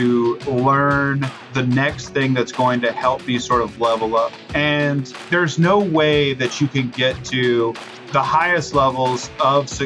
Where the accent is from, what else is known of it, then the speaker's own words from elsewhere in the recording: Bishop, Texas, United States; now in College Station, United States; So I grew up in South Texas, in a town called Bishop, Texas, small town, Bishop Badger